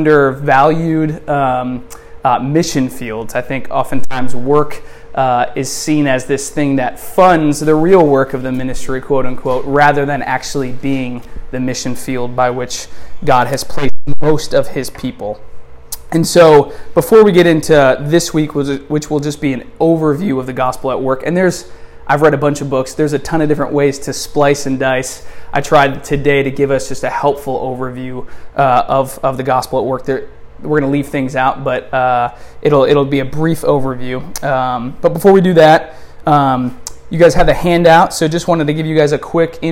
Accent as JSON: {"language": "English", "region": "Wisconsin", "country": "United States", "moved": "as an adult", "lives_now": "Delray Beach, United States", "said": "We're originally from Wisconsin, and we moved out, a little over 4 years ago"}